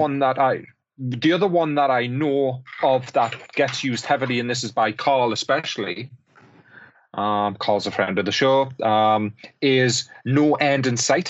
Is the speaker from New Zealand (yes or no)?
no; Newcastle upon Tyne, North East England, United Kingdom; I'm a Geordie